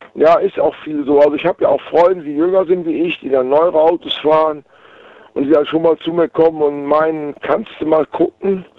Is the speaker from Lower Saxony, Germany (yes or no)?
no; Waldbröl, North Rhine-Westphalia, Germany; Aus Waldbrühl im Oberbergischen